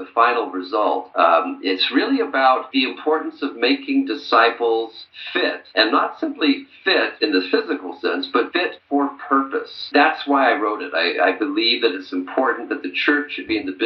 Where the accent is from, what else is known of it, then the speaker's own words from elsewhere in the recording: Santa Barbara, California, United States; moved away as an adult; also born or lived in France / Chicago; I am a native Californian. I went to Westmont College in my hometown of Santa Barbara